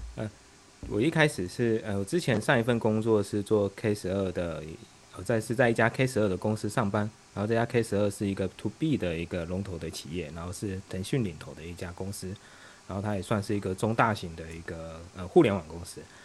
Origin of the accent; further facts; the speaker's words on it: Taiwan; also born or lived in Beijing, China; now in Shanghai, China; 我是来自对岸的同胞，然后我之前在北京干了七年的互联网产品